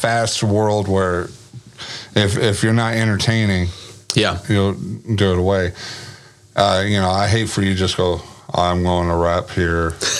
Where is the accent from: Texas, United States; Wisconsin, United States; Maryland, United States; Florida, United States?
Texas, United States; Grand Prairie; when I lived in Grand Prairie, because I'm from Grand Prairie. Okay. Originally born and raised, GP baby.